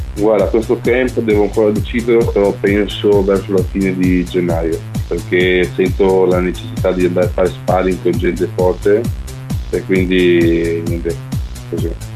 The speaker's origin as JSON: {"language": "Italian", "country": "Albania", "tie": "born or raised there", "moved": "yes", "lives_now": "Italy", "said": "sono andato giù in Albania, nel mio paese natale"}